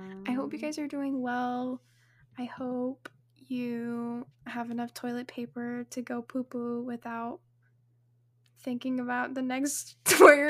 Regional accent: Washington, United States; also born or lived in New Mexico; now in Texas, United States; I'm from Washington, where I met Whitley, and I was born in New Mexico.

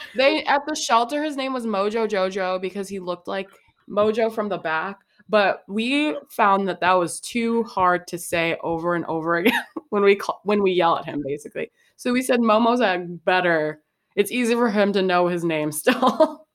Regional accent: Chicago, Illinois, United States; I'm from Chicago, and so I stand Chicago really hard. And I'm also from the best part of Chicago, which is the South Side

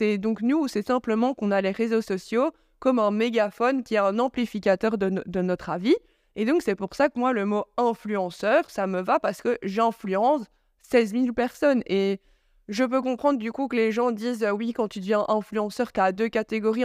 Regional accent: Charleroi, Wallonia, Belgium; je venais de Charleroi

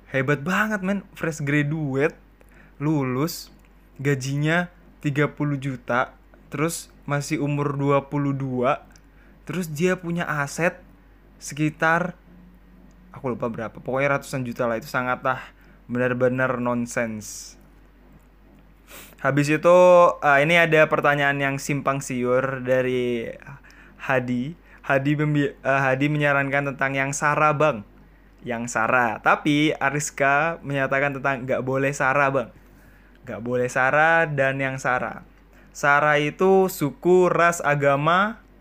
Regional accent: Surakarta, Central Java, Indonesia; accent: Solo; tapi aku coba bilang yang oh enggak pak uh, aku dari Solo aku bilang kayak gitu oh ala gitu mas soalnya kelihatan dari logat-logatnya sampai ini kayak logat-logat dari Solo

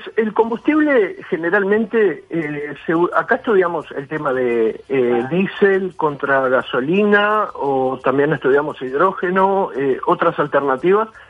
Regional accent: Uruguay; Como uruguayo

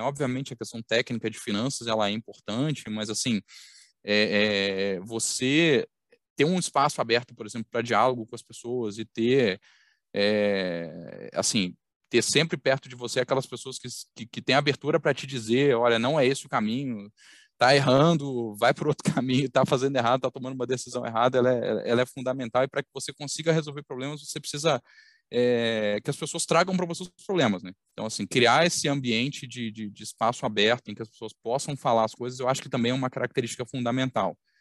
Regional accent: Belo Horizonte, Minas Gerais, Brazil; accent: mineiro; now in Rio de Janeiro, Brazil; eu vou começar pelo sotaque, vocês vão detectar em algum momento, mas eu sou mineiro, então sou, sou mineiro de Belo Horizonte

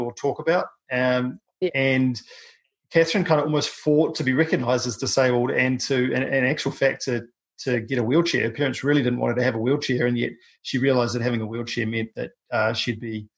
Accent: New Zealand; a paraplegic from New Zealand

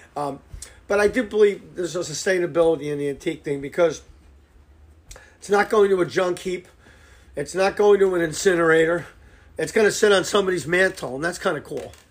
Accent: Fairfield, Connecticut, United States; born and raised in Fairfield

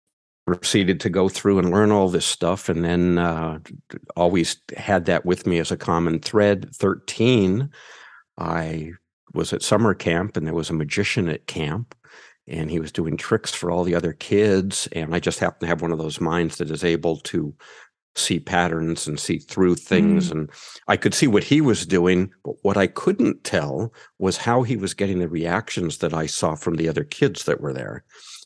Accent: United States; accent: American; I'm male and I'm American.

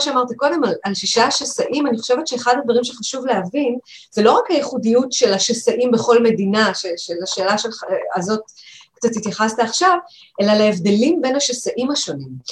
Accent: Israel; אני דווקא ילידת הארץ, אבל אני דור ראשון

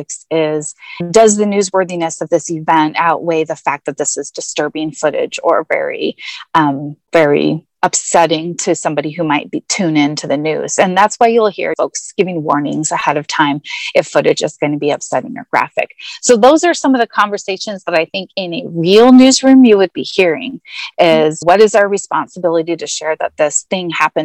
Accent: Seattle area, Northwest Washington State, United States; I hail from Northwest Washington State in Seattle area

